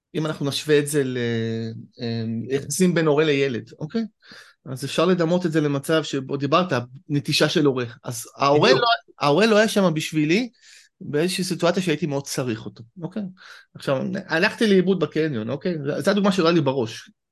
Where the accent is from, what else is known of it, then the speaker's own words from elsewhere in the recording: Israel; כישראלי אני תמיד אומר, אני חייתי בחו"ל כמה שנים